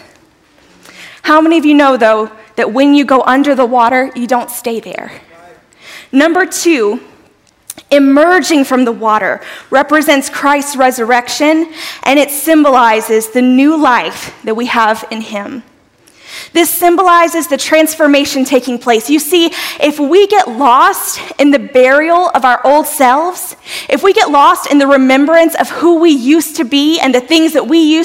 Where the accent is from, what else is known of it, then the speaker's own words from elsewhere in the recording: South Louisiana, United States; I'm a girl from South Louisiana